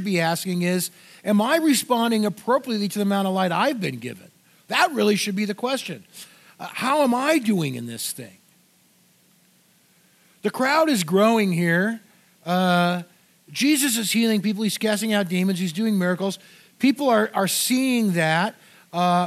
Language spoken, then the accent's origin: English; Orange County, California, United States; moved away; so I grew up in Orange County, California